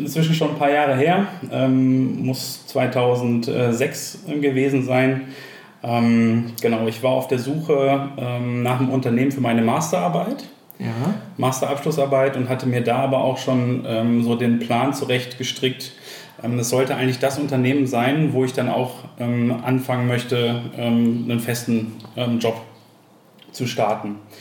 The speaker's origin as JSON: {"language": "German", "town": "Enger", "region": "North Rhine-Westphalia", "country": "Germany", "tie": "born or raised there", "said": "ich bin gebürtiger Ostwestfale, äh, bin in äh, Enger äh, bei Bielefeld aufgewachsen"}